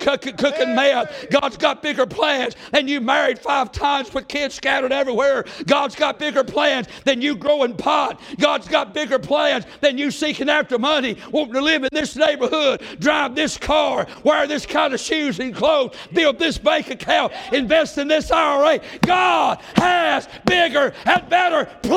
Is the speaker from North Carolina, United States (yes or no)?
yes; Mount Airy, North Carolina, United States; now in Fancy Gap, United States; I live in Fancy Gap, but we're both from Mount Airy